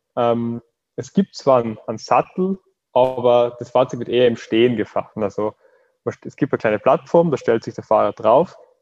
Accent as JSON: {"language": "German", "country": "Austria", "lives_now": "Graz, Austria", "said": "Ich bin aus Österreich und studiere in Graz"}